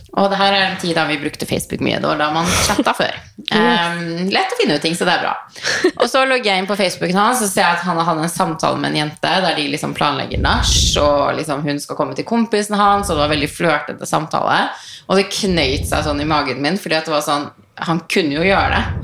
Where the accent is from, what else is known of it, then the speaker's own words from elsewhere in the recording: Tønsberg, Vestfold, Norway; moved away; also born or lived in Tromsø; hjemme i Tønsberg